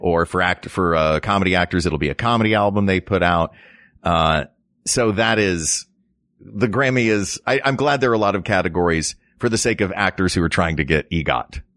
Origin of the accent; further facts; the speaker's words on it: Knoxville, Tennessee, United States; moved away; I grew up in Knoxville, Tennessee.